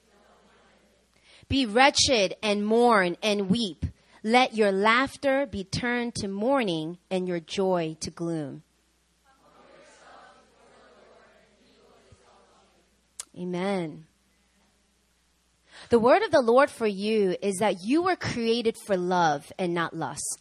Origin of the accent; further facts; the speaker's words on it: New York, United States; I'm from New York, okay?